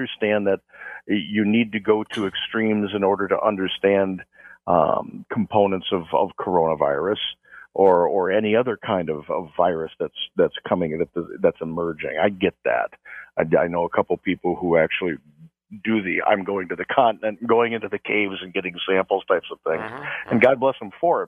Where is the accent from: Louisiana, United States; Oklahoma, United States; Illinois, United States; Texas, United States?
Illinois, United States; Chicago; I'm from Chicago